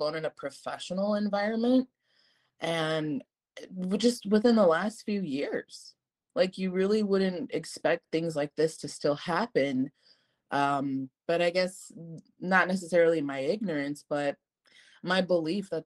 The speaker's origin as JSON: {"language": "English", "country": "United States", "tie": "born or raised there", "said": "I'm Mexican American, so I was born here in the United States"}